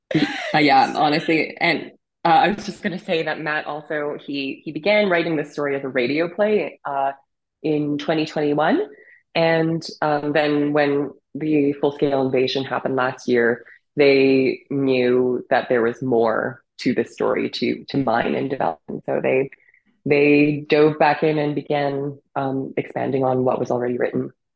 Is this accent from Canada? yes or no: yes; Canada; my relationship with my Ukrainian grandmother growing up in Canada